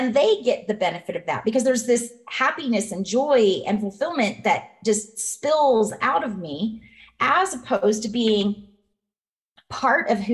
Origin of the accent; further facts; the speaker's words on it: Colorado, United States; moved away as an adult; now in Nevada, United States; I'm from Colorado.